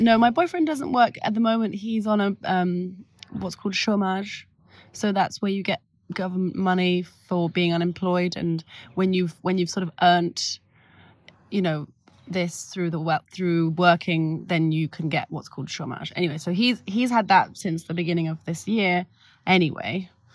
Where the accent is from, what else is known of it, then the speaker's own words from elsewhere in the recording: London, United Kingdom; now in Paris, France; so I grew up in London, and, I mean, I grew up in, in North London